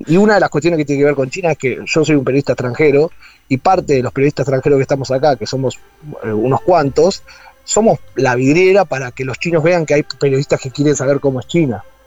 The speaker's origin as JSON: {"language": "Spanish", "country": "Argentina", "said": "soy el cuarto argentino en entrar o el quinto argentino en entrar"}